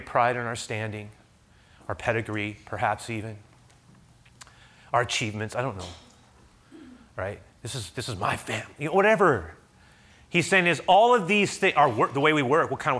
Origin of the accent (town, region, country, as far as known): United States